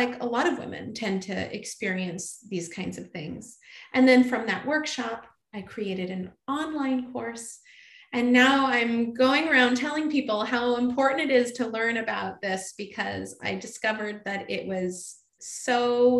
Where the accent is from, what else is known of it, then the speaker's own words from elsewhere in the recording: California, United States; I grew up in California